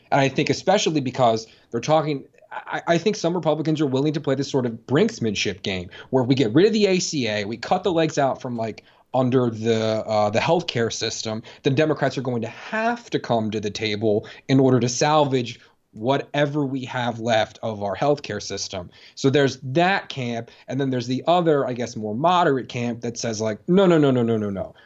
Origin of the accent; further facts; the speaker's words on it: Maryland, United States; I'm from Maryland